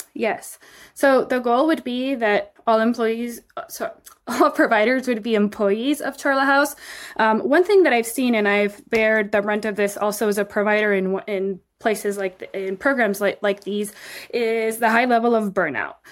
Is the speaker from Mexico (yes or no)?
yes; Mexico City, Mexico; moved away as an adult; also born or lived in Texas, United States; now in United States; I was born in the United States, in Texas, and raised in Mexico City for my whole life. I moved to the U S for the first time when I was eighteen